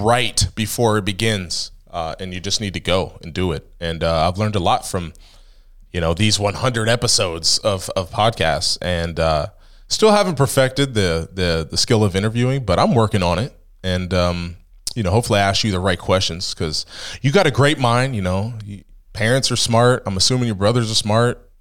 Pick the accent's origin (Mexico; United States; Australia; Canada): United States; Ohio; now in Pennsylvania, United States; I'm from Ohio